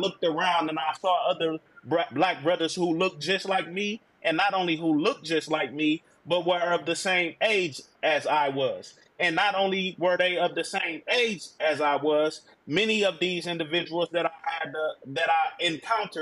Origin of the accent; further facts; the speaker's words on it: Milwaukee, Wisconsin, United States; now in Georgia, United States; I'm originally from Milwaukee, Wisconsin, born and raised